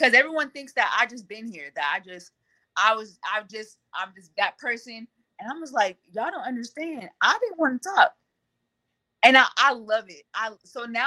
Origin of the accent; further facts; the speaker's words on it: California, United States; I'm from California and it's hot out here.